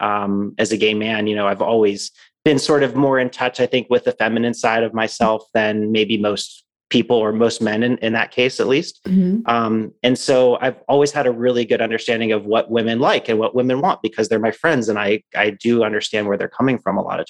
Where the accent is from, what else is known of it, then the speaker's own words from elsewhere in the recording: Pittsburgh, Pennsylvania, United States; moved away as an adult; also born or lived in San Francisco; now in Phoenix, United States; I was born and raised in Pittsburgh, Pennsylvania